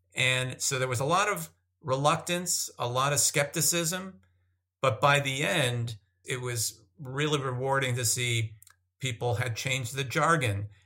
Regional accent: Massachusetts, United States; moved away as an adult; also born or lived in Northern California / Minnesota / San Diego; I grew up in Massachusetts.

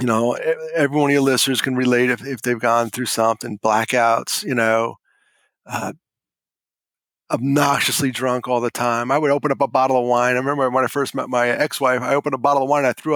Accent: Hudson Valley, New York, United States; moved away as an adult; also born or lived in Brooklyn, New York / Carlisle, Pennsylvania / Chicago, Illinois; Five kids, small house outside of New York. I was born in Brooklyn, but we moved in the suburbs, you know, up in the Hudson Valley.

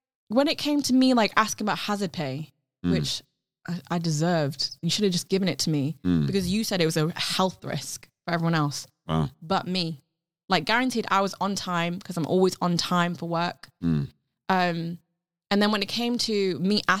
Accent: United Kingdom; first language Cantonese; English is a second language; the duality of being British and also the expectancy to be upholding being Asian, like being Chinese as well in a country that is not originally your country

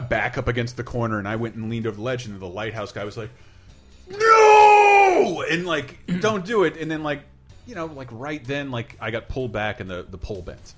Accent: Tallahassee, Florida, United States; moved away; I'm from Florida.

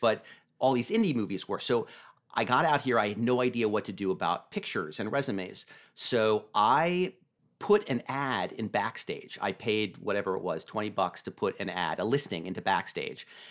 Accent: Vermont, United States; moved away as an adult; also born or lived in Los Angeles / Santa Monica; I grew up in Vermont

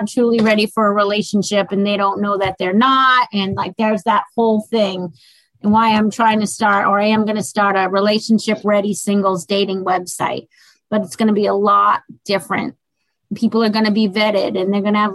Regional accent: Boston, Massachusetts, United States; I'm from Boston. We're hardcore girls

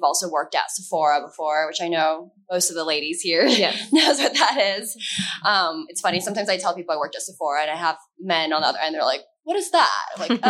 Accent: Bay Area, California, United States; moved away as an adult; also born or lived in China / Salt Lake City / San Francisco; now in Los Angeles, United States; I was actually born in China, so legally that's how you spell my name in Chinese. I grew up in the Bay Area and moved to LA just about a year ago

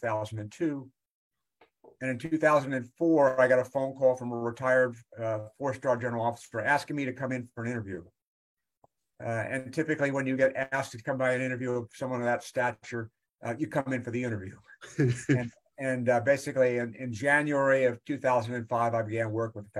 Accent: Long Island, New York, United States; moved away as an adult; I grew up on Long Island

